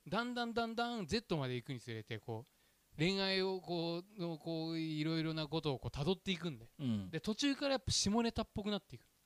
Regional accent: Urayasu, Chiba, Japan; うちの地元だとさ浦安だとさ

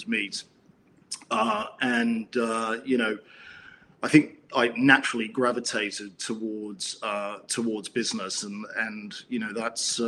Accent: Canberra, Australian Capital Territory, Australia; moved away as an adult; now in United Kingdom; I'm actually a native Aussie. So I was born in Canberra and was educated in Canberra

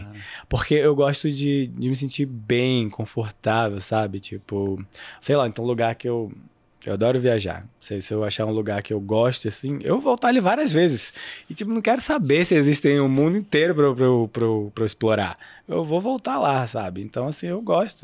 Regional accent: Rio de Janeiro, Brazil; eu sou carioca

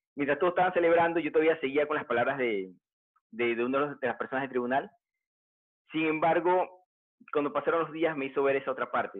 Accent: Panama; en mi país también, aquí en Panamá

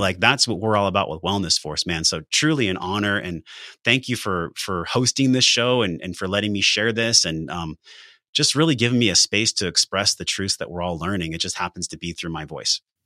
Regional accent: La Mesa, California, United States; I came from La Mesa, California, which is flatbed hats, pickup trucks, and geriatrics

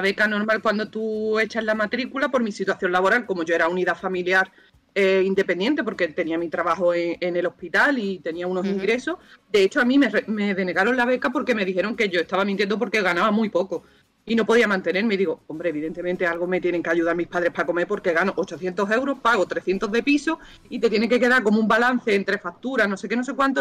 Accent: Cádiz, Andalusia, Spain; also born or lived in Granada; yo iba a mi pueblo, yo soy de Cádiz.

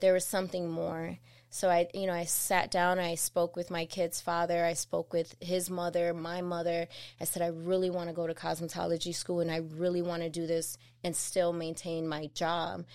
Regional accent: Chicago, Illinois, United States; being a young mother growing up in Chicago in Humble Park

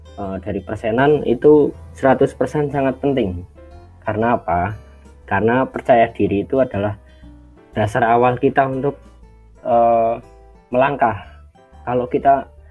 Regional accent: Yogyakarta, Special Region of Yogyakarta, Indonesia; asal dari Yogyakarta

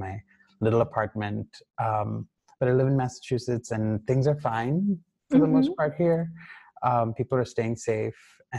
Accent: Ghana; but you and I grew up together in Ghana, right?

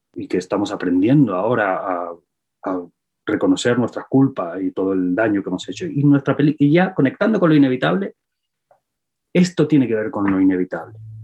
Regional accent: Spain; yo que soy español

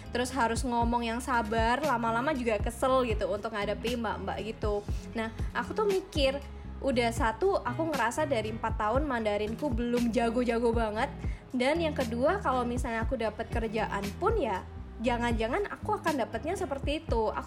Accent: Malang, East Java, Indonesia; karena kan aku dari Malang kan kalau misalnya orang-orang di Malang itu kayak papa mamanya punya kerjaan ya

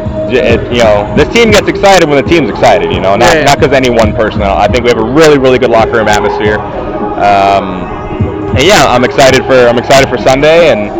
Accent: Midwest, United States; I grew up in the Midwest

